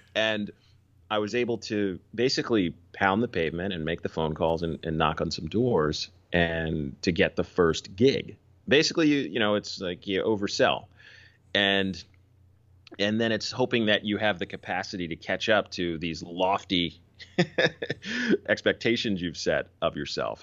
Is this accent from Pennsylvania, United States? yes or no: yes; Philadelphia, Pennsylvania, United States; moved away; also born or lived in New York; I grew up in Philly.